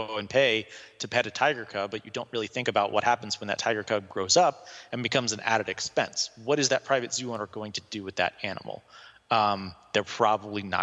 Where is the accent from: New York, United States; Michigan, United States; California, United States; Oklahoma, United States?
Oklahoma, United States; I am from Oklahoma